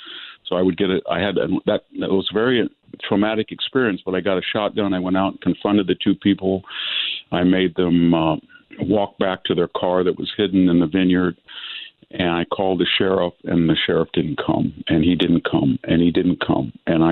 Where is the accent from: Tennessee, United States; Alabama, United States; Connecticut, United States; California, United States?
California, United States; San Joaquin Valley; born or raised there